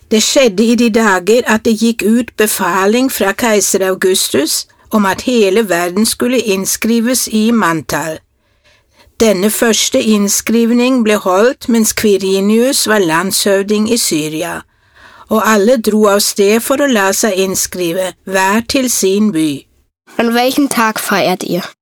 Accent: Norway; first language Norwegian; German is a second language; moved away as an adult; now in Germany; ich komme aus Norwegen und lebe hier in Deutschland seit

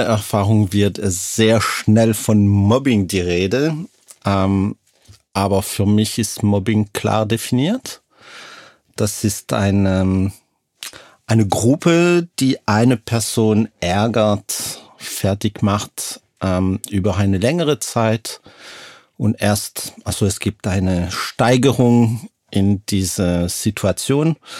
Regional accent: Lausanne, Vaud, Switzerland; moved away; komme aus Lausanne aus der Schweiz.

